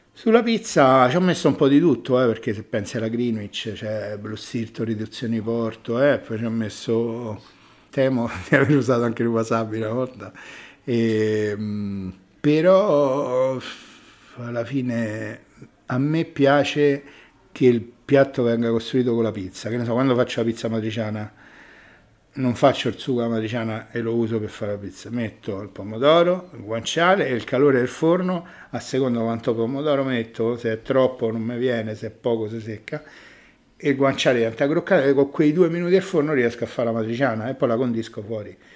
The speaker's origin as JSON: {"language": "Italian", "town": "Rome", "region": "Lazio", "country": "Italy", "said": "sono romano"}